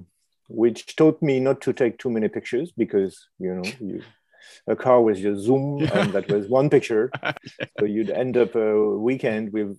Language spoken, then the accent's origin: English; Paris, Île-de-France, France; moved away as an adult; also born or lived in New York / Tokyo / Beijing / Brussels; now in London, United Kingdom; I'm from Paris, so I lived in Paris